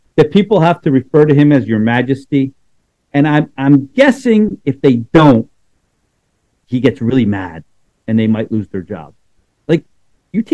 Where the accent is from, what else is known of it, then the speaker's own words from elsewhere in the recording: United States; I'm an American